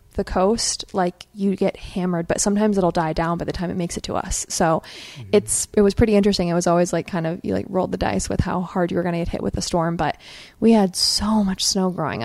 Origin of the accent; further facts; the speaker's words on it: Maine, United States; moved away as an adult; also born or lived in Massachusetts; And so I grew up in Maine, and then I lived in Massachusetts for 6 years. So I really spent my whole life there.